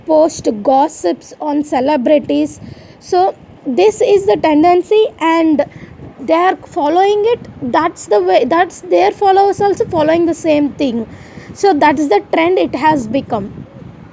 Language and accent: English; India; I am Indian, I have a ritual